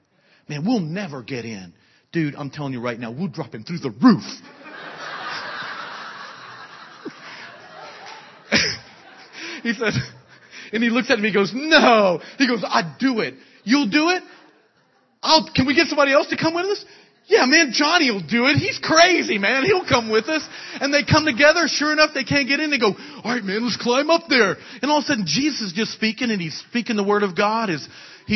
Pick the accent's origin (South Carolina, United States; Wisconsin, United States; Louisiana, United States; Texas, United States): Louisiana, United States; South; moved away; I'm from South Louisiana